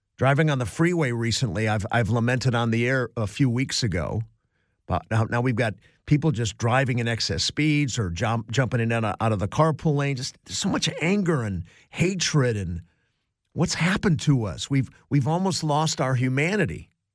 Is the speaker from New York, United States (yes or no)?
no; Cleveland, Ohio, United States; now in Los Angeles, United States; Growing up in Cleveland, Ohio as a young boy